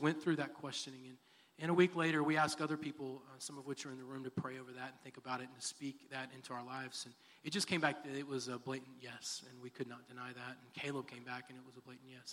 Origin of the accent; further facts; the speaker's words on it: Texas City, Texas, United States; also born or lived in Dallas, Texas / Garland, Texas / Sulphur Springs, Texas; Moved to Sulphur Springs and then moved to what I consider my hometown, which is Texas City, Texas. I graduated from Texas City.